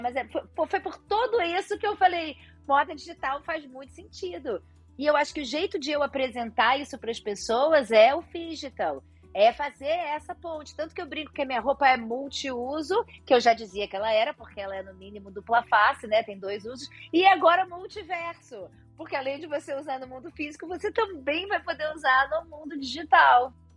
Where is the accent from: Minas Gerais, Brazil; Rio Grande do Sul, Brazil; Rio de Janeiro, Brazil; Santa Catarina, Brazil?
Rio de Janeiro, Brazil; Eu sou carioca da gema, passei aqui metade da vida Copacabana, metade da vida em Ipanema